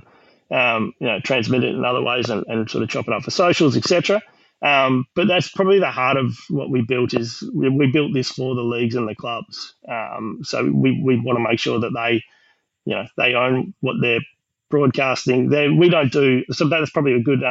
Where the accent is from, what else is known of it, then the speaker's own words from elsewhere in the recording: Queensland, Australia; now in Western Australia, Australia; I'm from Queensland